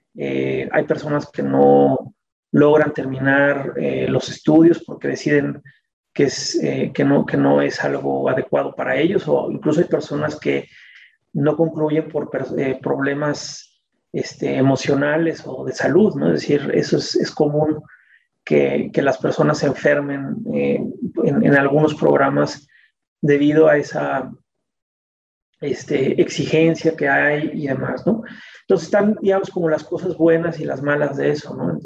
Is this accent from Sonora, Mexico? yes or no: no; Mexico City, Mexico; nací en la Ciudad de México